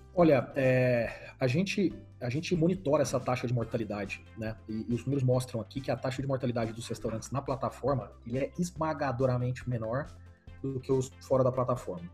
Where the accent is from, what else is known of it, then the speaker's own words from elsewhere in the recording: Brazil; Eu, como brasileiro